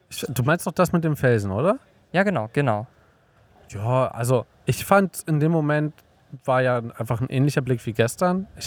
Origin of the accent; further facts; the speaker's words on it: Germany; in Deutschland, zumindest da, wo ich aufgewachsen bin